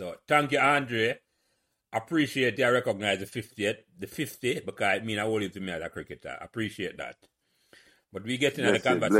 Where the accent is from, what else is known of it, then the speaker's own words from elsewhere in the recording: Kingston, Jamaica; also born or lived in Raytown; When I came to Pembroke Hall, I moved from Raytown. I was 2 years, I don't think I was reached 2 yet. Right, I was 2 years old at the time.